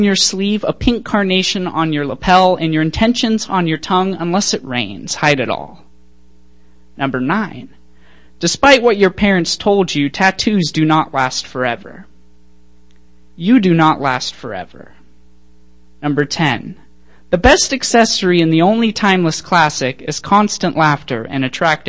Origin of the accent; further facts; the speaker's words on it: Lynden, Washington, United States; I'm from Linden, which is just up north